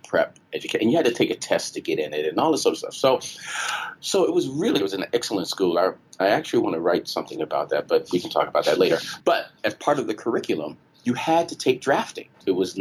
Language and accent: English; Chicago, Illinois, United States; moved away as an adult; also born or lived in Washington, D.C. / Brazil / New York; now in Detroit, United States; I grew up in Chicago, and Chicago's it still is a very segregated city.